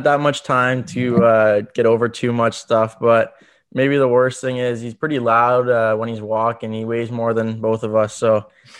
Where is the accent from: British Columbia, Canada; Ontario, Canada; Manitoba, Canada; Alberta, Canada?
Ontario, Canada; Sudbury; And it was against my hometown team in the home opener in Sudbury.